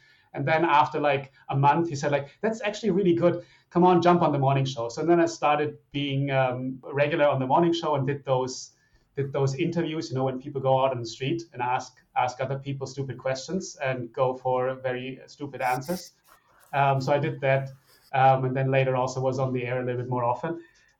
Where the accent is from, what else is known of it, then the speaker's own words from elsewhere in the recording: Germany; also born or lived in Italy / Switzerland / Australia; now in United States; So I was born in Italy. And then after that, at the age of 5, moved to Germany, went to school in Germany. From there, then studied in Switzerland, Australia, and then obviously moved over to the United States at some stage.